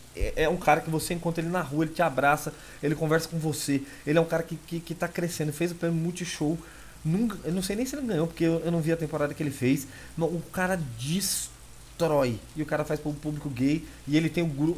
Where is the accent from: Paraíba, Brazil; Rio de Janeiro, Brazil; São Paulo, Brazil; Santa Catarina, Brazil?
São Paulo, Brazil; Eu sou nascido e criado em São Paulo